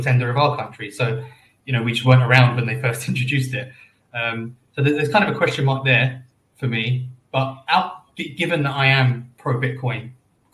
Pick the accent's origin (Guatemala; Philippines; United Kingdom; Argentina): United Kingdom; London; moved away as an adult; also born or lived in Australia / New Zealand / Indonesia; now in Stockholm, Sweden; Born and raised in London